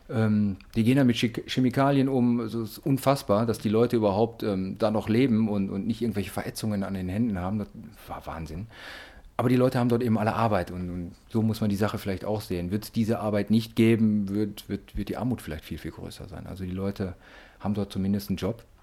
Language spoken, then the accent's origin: German; North Rhine-Westphalia, Germany; weil wir sind ja alle auf Kohle geboren hier aus dem Ruhrpott